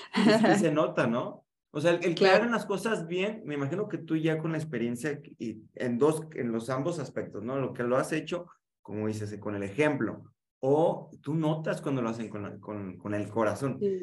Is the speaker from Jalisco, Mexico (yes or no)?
yes; Guadalajara, Jalisco, Mexico; soy de Guadalajara, igual que Sandra